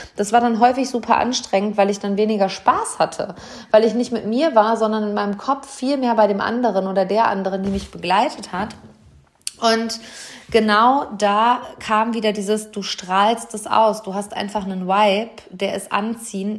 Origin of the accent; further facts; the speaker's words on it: Hamm, North Rhine-Westphalia, Germany; Hier in meiner Heimatstadt, im Maxi-Park, im Seminarraum des Glaselefanten, in unserem Wahrzeichen